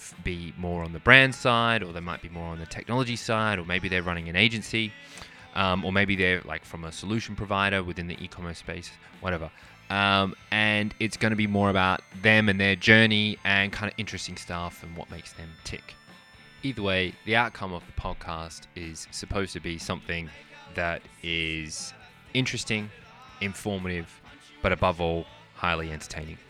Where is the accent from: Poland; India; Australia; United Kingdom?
Australia; moved away as an adult; So I'm half Australian, half Irish. I grew up in Australia